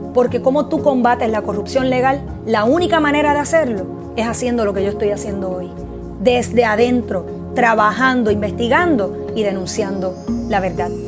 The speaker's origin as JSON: {"language": "Spanish", "country": "Puerto Rico", "said": "nuestro terruño"}